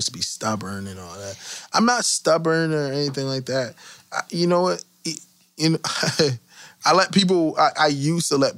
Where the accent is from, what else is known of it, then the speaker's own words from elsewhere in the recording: Connecticut, United States; We are from Connecticut